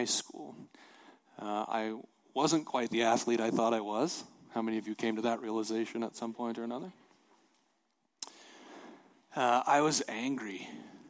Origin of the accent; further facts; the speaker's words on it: Montana, United States; I'm from Montana